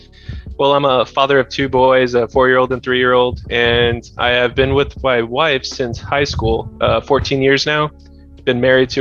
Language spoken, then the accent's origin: English; Chicago, Illinois, United States; now in Orlando, United States; I am 32. I live in Orlando, Florida, but I'm originally from Chicago, Illinois.